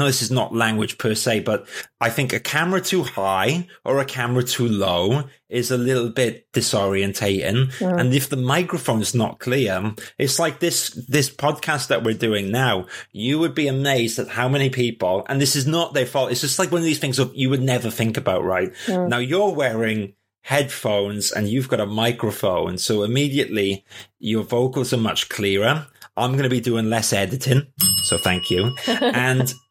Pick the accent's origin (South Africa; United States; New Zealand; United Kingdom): United Kingdom; Wales; first language English; I'm actually Welsh and I don't speak Welsh.